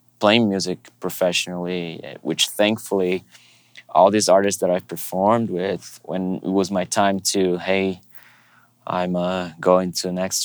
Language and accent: English; Brazil; moved away; I was kind of one of these kids back in my hometown church in Brazil